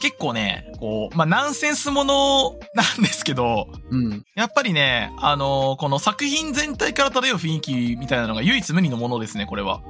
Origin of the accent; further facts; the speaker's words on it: Itoigawa, Niigata, Japan; moved away; 地元新潟ですから、新潟県糸魚川市ですので